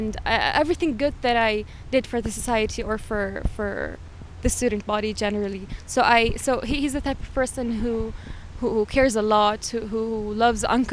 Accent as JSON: {"language": "English", "country": "Jordan", "moved": "as an adult", "said": "In my country, I'm originally from Jordan"}